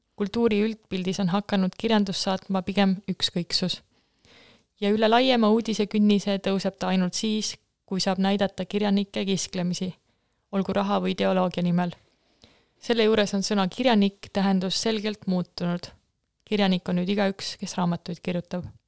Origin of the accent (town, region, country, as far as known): Jäneda, Lääne-Viru County, Estonia; born or raised there